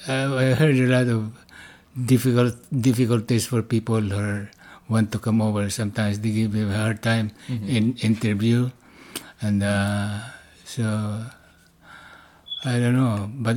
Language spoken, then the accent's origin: English; Philippines; Well, you know what? There's no free schooling over there. I went to private schools.